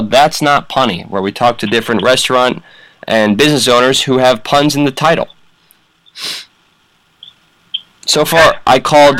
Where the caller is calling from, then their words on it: Jersey City, New Jersey, United States; Oh, I'm calling from Jersey City, WFMU Radio.